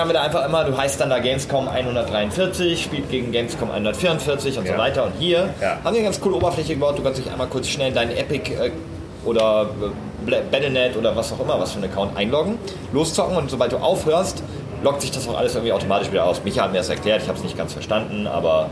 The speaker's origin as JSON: {"language": "German", "area": "Münsterland", "region": "North Rhine-Westphalia", "country": "Germany", "tie": "born or raised there", "moved": "yes", "said": "aus meiner ähm, Hometown, also ich komme aus Münsterland"}